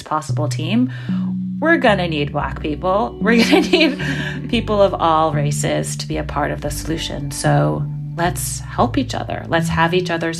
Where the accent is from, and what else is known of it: New York City, New York, United States; born or raised there